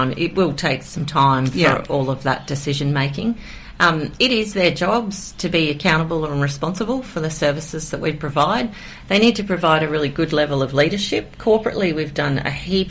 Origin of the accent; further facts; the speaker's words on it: Queensland, Australia; now in Kiama, Australia; I'm from Queensland.